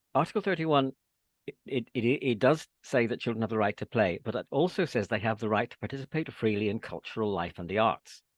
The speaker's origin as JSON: {"language": "English", "region": "Northern Ireland", "country": "United Kingdom", "tie": "born or raised there", "also_born_or_lived": "England", "moved": "as an adult", "said": "my experience of growing up during the Troubles in Northern Ireland"}